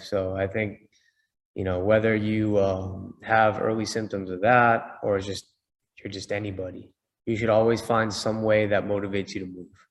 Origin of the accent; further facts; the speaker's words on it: Boston, Massachusetts, United States; I'm from Boston